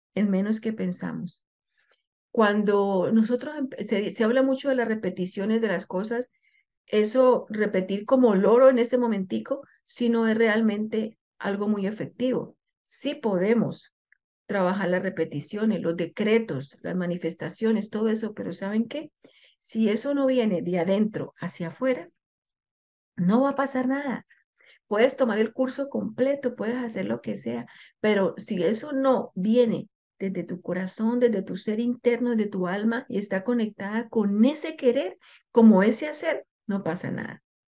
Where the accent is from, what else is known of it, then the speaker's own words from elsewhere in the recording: Colombia; moved away as an adult; yo soy eh, colombiana y yo hablo de mi cultura. Nosotros los colombianos